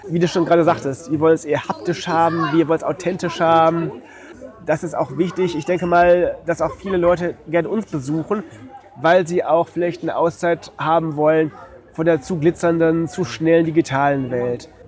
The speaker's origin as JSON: {"language": "German", "town": "Detmold", "region": "North Rhine-Westphalia", "country": "Germany", "moved": "yes", "said": "bei uns in Detmold, wo ich herkomme"}